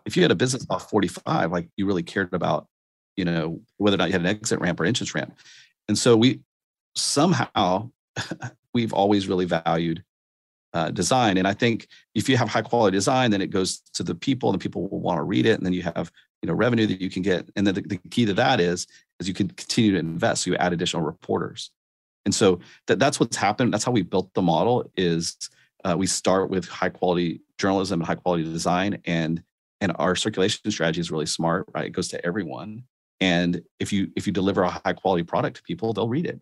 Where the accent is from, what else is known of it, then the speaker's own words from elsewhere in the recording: Austin, Texas, United States; I grew up in Austin